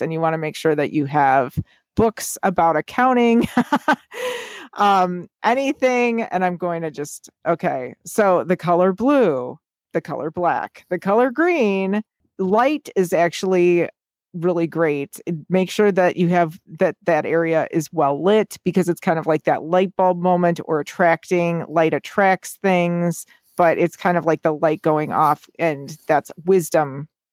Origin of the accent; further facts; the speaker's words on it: United States; being an American